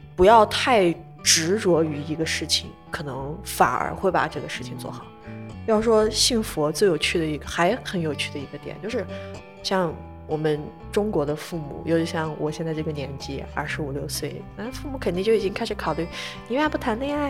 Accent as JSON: {"language": "Chinese", "town": "Lanzhou", "region": "Gansu", "country": "China", "tie": "born or raised there", "said": "我们老家兰州当时其实被封控掉了"}